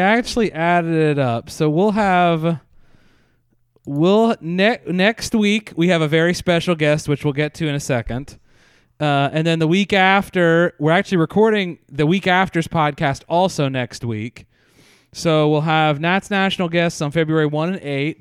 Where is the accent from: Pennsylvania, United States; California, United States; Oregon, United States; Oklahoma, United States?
Pennsylvania, United States; I grew up in Pennsylvania